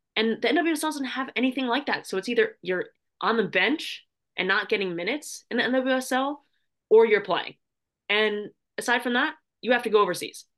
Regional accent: United States; it's my home country.

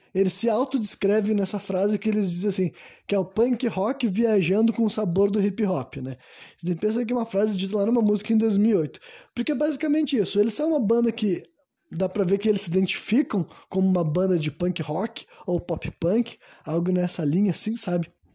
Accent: Brazil; Nós somos brasileiros

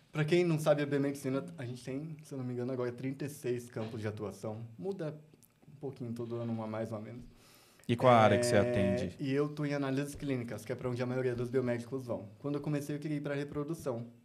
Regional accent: São Paulo, Brazil; Eu vim do Elba, gente. Elba, que aqui em Elba, Zona Leste de São Paulo.

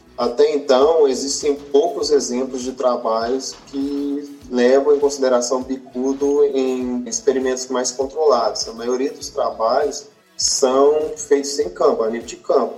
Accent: Pompéu, Minas Gerais, Brazil; moved away as an adult; also born or lived in Viçosa, Minas Gerais / Jaboticabal, São Paulo; eu sou natural de Pompeu, Minas Gerais

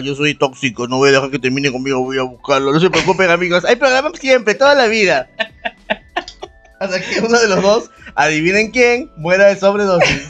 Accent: Peru; somos peruanos

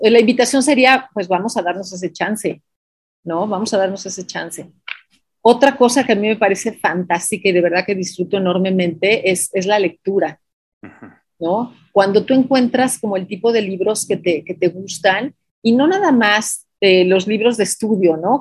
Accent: Mexico; also born or lived in Mexico City; leemos como mexicanos

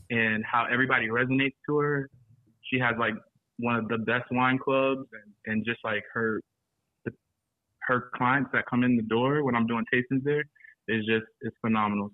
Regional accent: Florence, South Carolina, United States; also born or lived in Charlotte, North Carolina; now in Atlanta, United States; I live here now. I'm originally from Florence, South Carolina

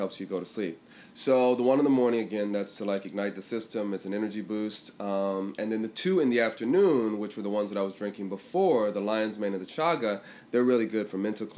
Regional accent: Washington, District of Columbia, United States; moved away; also born or lived in England; I'm from Washington, D.C. originally.

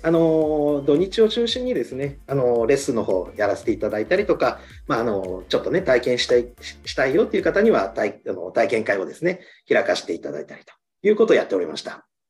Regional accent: Shizuoka, Japan; 私の地元のですね、あの静岡

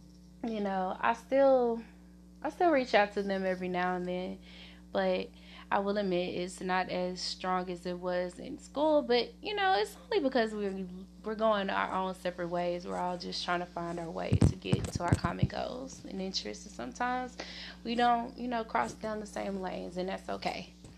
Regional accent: Little Rock, Arkansas, United States; Okay, so originally, guys, I am from Arkansas, Little Rock to be exact. The specific area is Southwest, you know.

